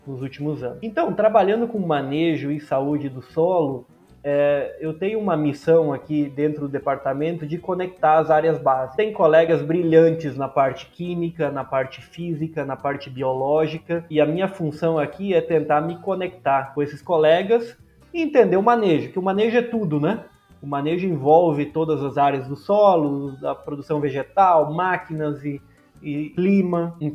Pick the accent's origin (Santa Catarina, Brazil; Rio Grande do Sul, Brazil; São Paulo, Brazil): Rio Grande do Sul, Brazil; Erechim; eu sou natural de Erechim, eu fiz a minha formação básica na região, né?